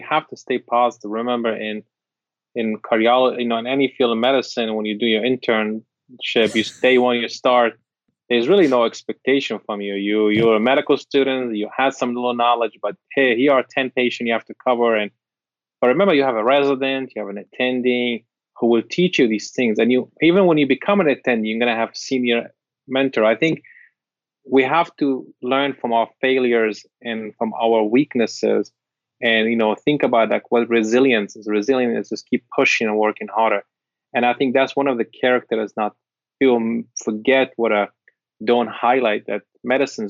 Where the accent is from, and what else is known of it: Syria; English is a second language; now in United States